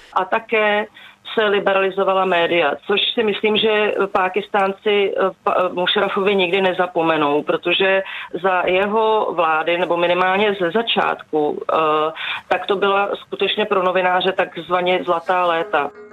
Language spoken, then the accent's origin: Czech; Czechia; z České republiky